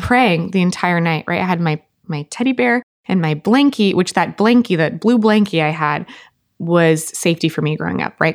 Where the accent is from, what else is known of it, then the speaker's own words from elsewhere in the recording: Costa Mesa, California, United States; I'm originally from Orange County, Costa Mesa, California.